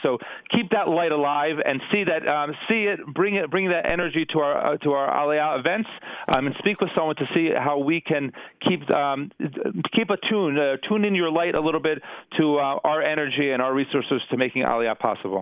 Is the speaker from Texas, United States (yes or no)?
no; New Jersey, United States; moved away as an adult; now in Jerusalem, Israel; I grew up in I grew up in New Jersey